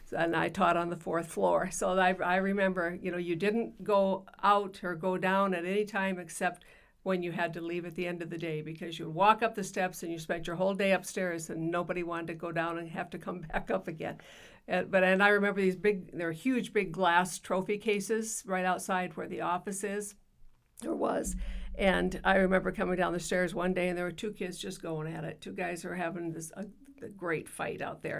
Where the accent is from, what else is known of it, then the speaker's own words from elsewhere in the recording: Yankton, South Dakota, United States; I grew up in Yankton, South Dakota